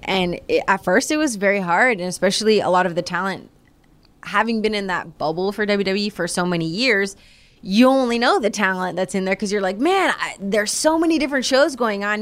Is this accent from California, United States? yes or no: no; Florida, United States; growing up in Florida